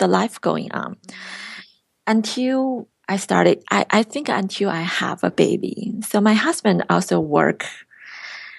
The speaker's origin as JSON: {"language": "English", "country": "China", "second_language": "English", "moved": "as an adult", "lives_now": "Irvine, United States"}